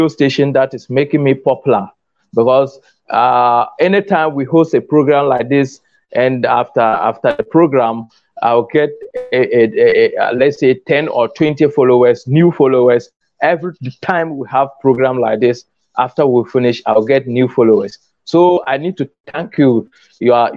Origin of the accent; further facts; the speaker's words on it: Ghana; I'm from Ghana